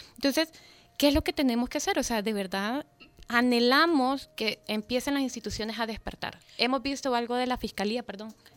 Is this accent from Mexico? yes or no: no; El Salvador; como salvadoreño